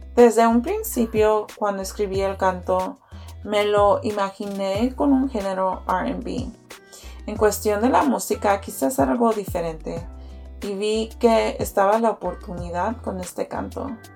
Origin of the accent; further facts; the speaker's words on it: Houston, Texas, United States; he vivido en Houston toda mi vida